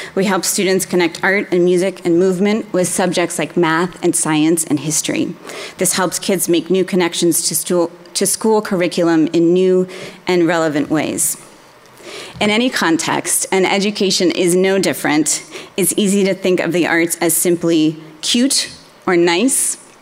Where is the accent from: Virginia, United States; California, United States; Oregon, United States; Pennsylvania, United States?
Oregon, United States; Portland; I grew up in Northeast Portland, so I was in PPS all the way.